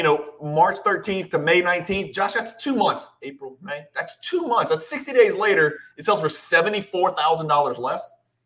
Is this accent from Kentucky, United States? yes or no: yes; Louisville, Kentucky, United States; I grew up in Louisville, Kentucky